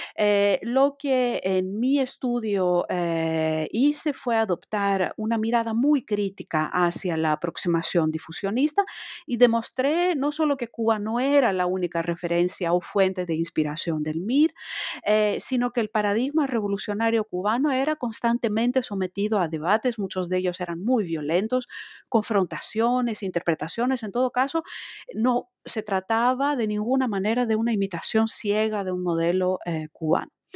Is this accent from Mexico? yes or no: no; Greece; moved away as an adult; also born or lived in France; empecé mis estudios de historia en Grecia, soy griega de nacionalidad